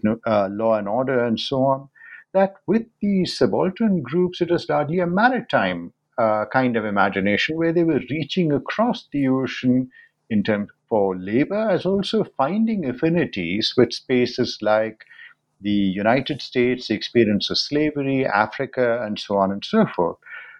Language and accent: English; India; moved away; I was born in India